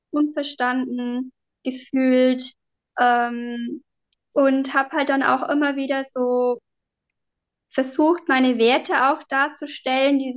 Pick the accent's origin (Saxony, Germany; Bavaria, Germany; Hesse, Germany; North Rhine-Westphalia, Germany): Bavaria, Germany; Bavarian Forest, Germany; ähm, ja, ähm, ich komme aus dem Bayerischen Wald